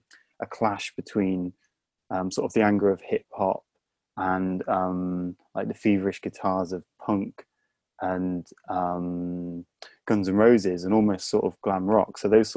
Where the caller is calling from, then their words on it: London, United Kingdom; I'm calling from the UK. For now, it's the UK. And London.